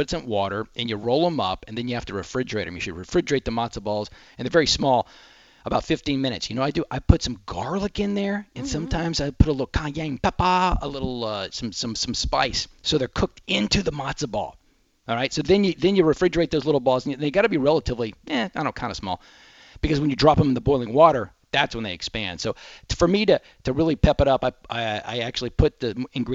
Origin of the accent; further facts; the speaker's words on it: Texas, United States; I'm Texan